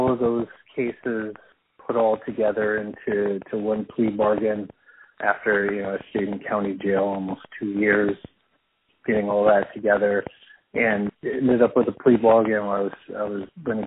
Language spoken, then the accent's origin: English; New Mexico, United States; moved away as an adult; now in Bloomington, United States; I'm from New Mexico. That's where I grew up